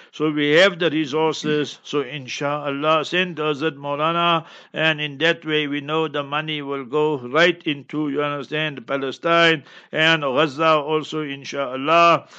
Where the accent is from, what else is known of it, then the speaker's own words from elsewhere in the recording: Heidelberg, Gauteng, South Africa; moved away; I'm born and bred in Heidelberg, Heidelberg, yeah, in Transvaal, Gauteng